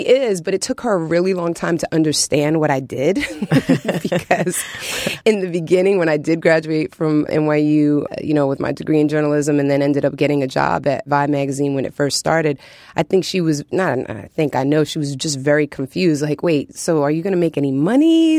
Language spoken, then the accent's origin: English; New York City, New York, United States; growing up in New York City